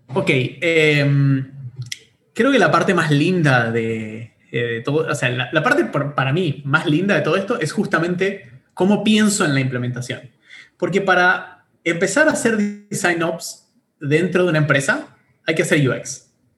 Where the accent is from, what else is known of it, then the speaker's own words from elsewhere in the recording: Bariloche, Río Negro, Argentina; moved away as an adult; now in Buenos Aires, Argentina; soy nacido en Bariloche, en el sur de Argentina. Eh, me vine a estudiar eh, ingeniería informática a Buenos Aires hace ya como, no sé, en el 2006